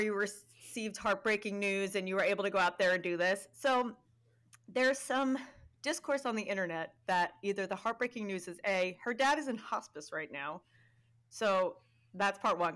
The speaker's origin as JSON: {"language": "English", "region": "New York", "country": "United States", "said": "we are from New York"}